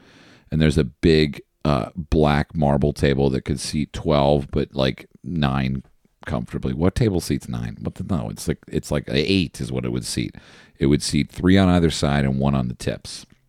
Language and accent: English; New Jersey, United States; I'm from New Jersey. Hello.